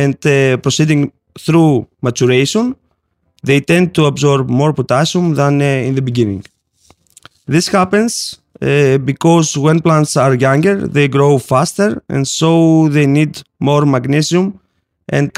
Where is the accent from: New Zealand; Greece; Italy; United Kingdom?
Greece; from Haifa, Southeast Europe, and I'm from Greece